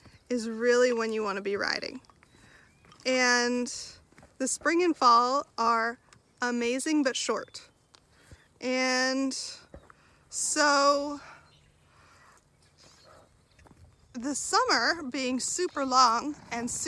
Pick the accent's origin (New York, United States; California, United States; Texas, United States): California, United States; Southern; moved away; grew up in Southern California